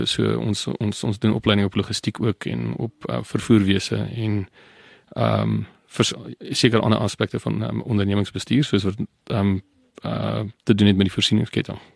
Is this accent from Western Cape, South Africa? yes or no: no; Barberton, Mpumalanga, South Africa; now in George, South Africa; aanvanklik ehm um, kom ek van Barberton af, wat in die uh Oos-Transvaal was, op baie stadium